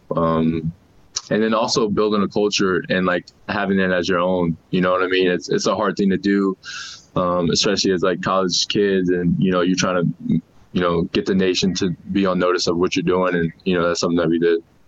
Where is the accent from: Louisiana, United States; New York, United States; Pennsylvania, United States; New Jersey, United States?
Louisiana, United States; New Orleans; now in Salt Lake City, United States; I'm from New Orleans, so it's hot and you're sweating as soon as you get outside